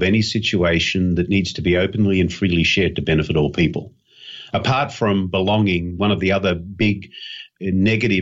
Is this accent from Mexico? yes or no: no; Australia; being an Aussie